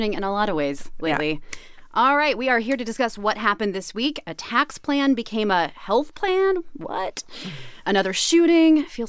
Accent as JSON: {"language": "English", "town": "Kansas City", "country": "United States", "tie": "born or raised there", "said": "I grew up in Kansas City"}